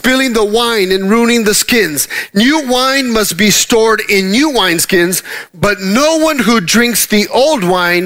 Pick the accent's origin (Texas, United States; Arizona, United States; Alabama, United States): Texas, United States; Dallas; moved away; we're from the Dallas area and we travel 45 minutes to get anywhere.